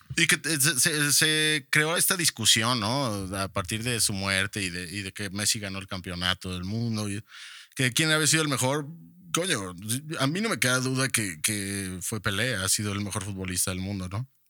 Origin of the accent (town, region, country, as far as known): Mexico